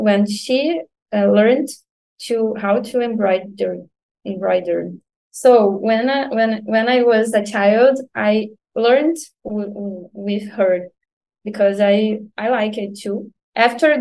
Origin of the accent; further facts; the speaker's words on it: Nova Iguaçu, Rio de Janeiro, Brazil; English is a second language; I've never lived near to my job because I'm from Nova Iguaçu, and usually I've worked at Rio de Janeiro, the center, the main city